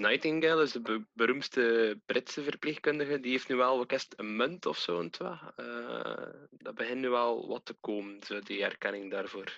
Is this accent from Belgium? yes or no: yes; Wevelgem, Flanders, Belgium; Ik kom ook uit Wevelhem